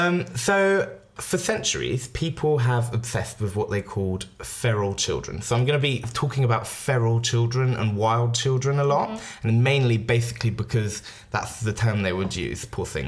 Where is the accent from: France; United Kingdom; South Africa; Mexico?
France; We all English growing up in France. We all kind of gravitated towards each other.